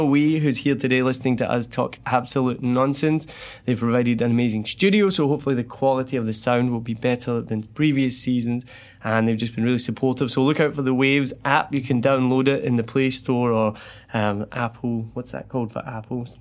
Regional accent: Scotland, United Kingdom; accent: soft Scottish; moved away as an adult; now in Ho Chi Minh City, Vietnam; I'm Scottish

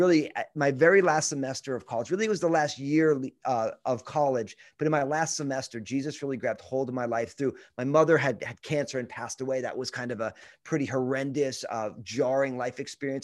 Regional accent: New Jersey, United States; moved away as an adult; also born or lived in Brooklyn, New York / Pacific Northwest / Northern California; I'm from New Jersey, uh, and the only reason I grew up in New Jersey was 'cause my parents

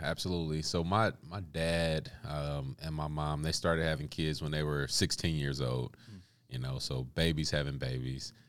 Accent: Kansas City, Missouri, United States; I grew up uh, on the east side of Kansas City early on.

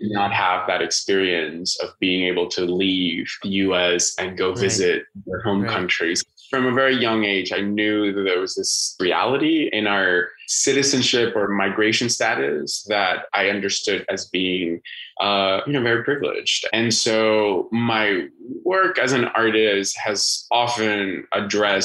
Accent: Bogota, Colombia; now in United States; I was born in Bogota, which is right in the center, and it's quite springtime weather. So it doesn't get very hot and it doesn't get freezing. So I grew up in like scarf, sweater, jacket kind of weather.

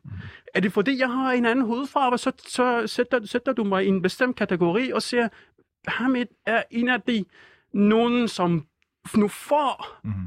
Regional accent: Iran; Danish is a second language; moved away as an adult; also born or lived in Nørrebro, Copenhagen; now in Copenhagen, Denmark; jeg er fra Iran

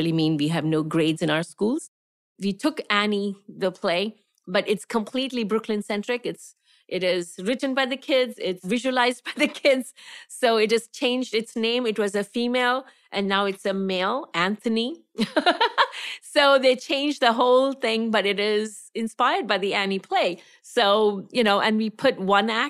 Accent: Gujarat, India; moved away as an adult; also born or lived in Tamil Nadu; now in United States; I am a Tamilian. I'm from south of India. I'm a person from Tamil Nadu, but I grew up in Gujarat, which is the west of India.

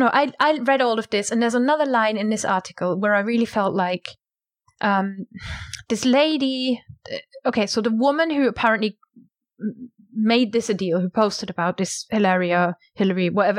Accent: United Kingdom; I don't stand out as a British speaker is because all of my word melodies, my sentence cadence and all that kind of stuff is Englishified, anglified.

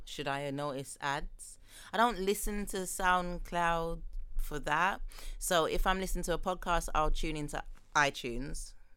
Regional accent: London, United Kingdom; I'm from London

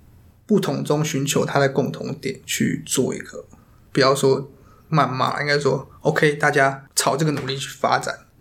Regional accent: Taiwan; 我们台湾算是一个两千三百万人嘛，

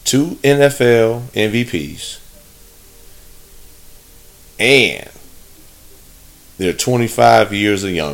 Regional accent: Chicago, Illinois, United States; I'm from the Midwest, from Chicagoland area

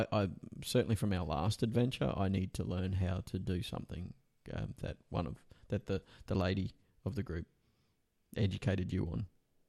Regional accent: Australia; we're Australian.

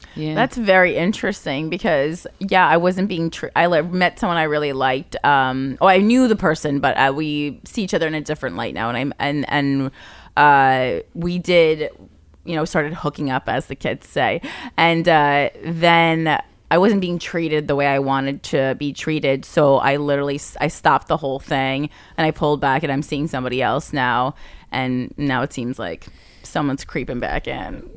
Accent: New Jersey, United States; I'm from New Jersey

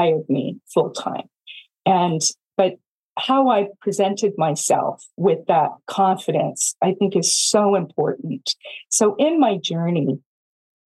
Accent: Silicon Valley, California, United States; also born or lived in Iowa; I'm from Silicon Valley and we start companies

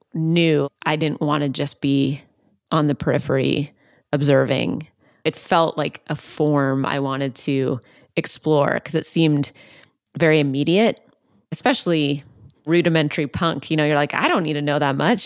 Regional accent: outside Seattle, Washington, United States; I grew up outside Seattle

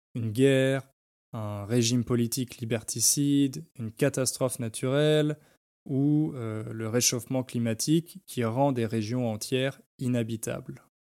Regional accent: France; moved away as an adult; also born or lived in London; now in Poland; en tant que Français, je suis forcément un expat

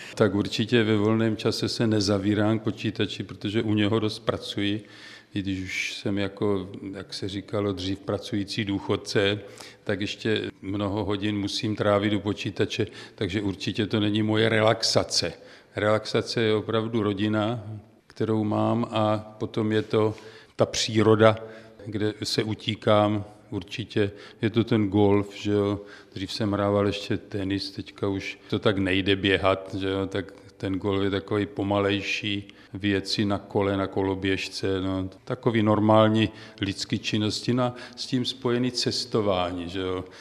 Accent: Prostějov, Olomouc Region, Czechia; accent: Moravian; also born or lived in Třebíč / České Budějovice / Hluboká nad Vltavou; now in near Prague, Czech Republic; Já jako určitě to poznáte podle toho přízvuku, jsem Moravák. Já jsem prošel celou republiku od Prostějova, kde jsem se narodil, přes Olomouc, Třebíč, České Budějovice, hlubokou nad Vltavou

